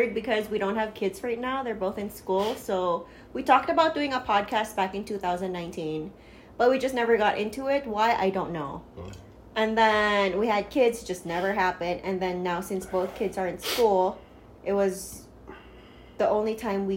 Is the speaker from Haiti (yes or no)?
no; Philippines; moved away as an adult; now in United States; we are both originally from the Philippines